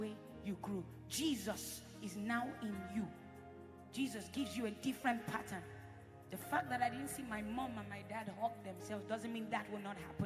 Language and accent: English; Edo, Nigeria; I'm from Edo State.